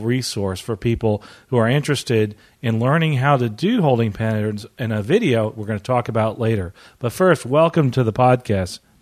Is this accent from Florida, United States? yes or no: yes; Treasure Island, Florida, United States; I'm here reporting from Florida, actually, my, uh, hometown of Treasure Island.